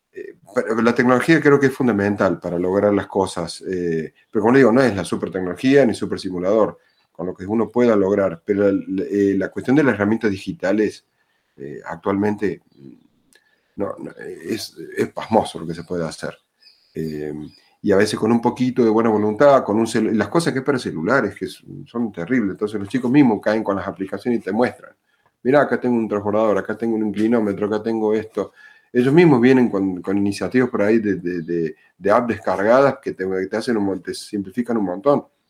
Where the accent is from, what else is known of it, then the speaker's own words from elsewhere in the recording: Córdoba, Argentina; soy de Córdoba Capital, eh, en Argentina